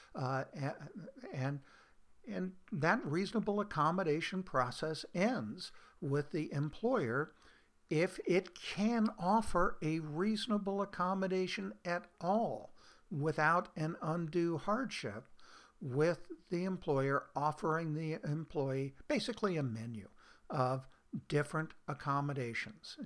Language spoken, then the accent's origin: English; Oregon, United States; my home state of Oregon